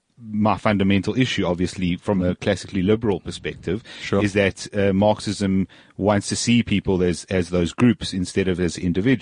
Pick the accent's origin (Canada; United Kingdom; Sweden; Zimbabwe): Zimbabwe; I'm originally from Zimbabwe, and I actually know a piece of land where there's a probably good prospect for gold